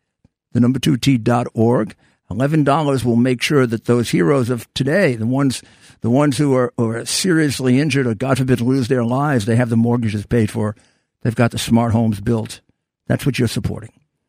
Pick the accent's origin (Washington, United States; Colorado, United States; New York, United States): New York, United States; New York City; I am from New York City, come to think of it, and proud of it.